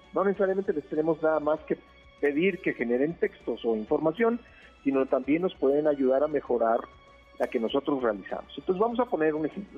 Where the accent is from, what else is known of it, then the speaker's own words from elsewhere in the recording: State of Mexico, Mexico; yo nací en el Estado de México